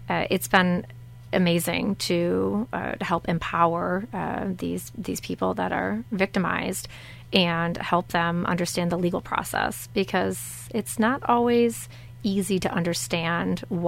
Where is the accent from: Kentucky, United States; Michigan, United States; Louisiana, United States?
Michigan, United States; Centreville; I'm from St. Joseph County originally, born and raised here from Centerville